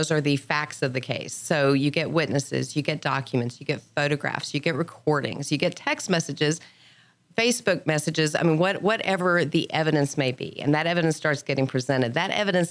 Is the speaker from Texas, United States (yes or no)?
yes; Lubbock, Texas, United States; moved away as an adult; now in Montgomery County, Texas, United States; I was born and raised in Lubbock. Then I graduated from high school and I fled Lubbock.